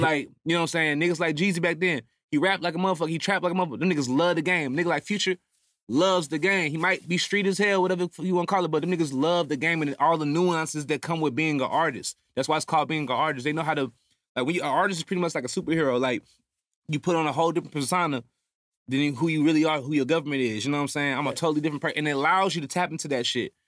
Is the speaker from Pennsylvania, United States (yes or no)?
no; Houston, Texas, United States; I'm from Houston